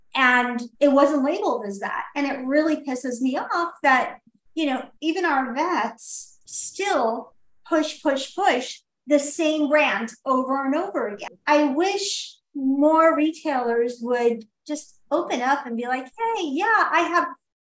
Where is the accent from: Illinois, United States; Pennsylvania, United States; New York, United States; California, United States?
New York, United States; New York City; especially in New York, I'm a New Yorker.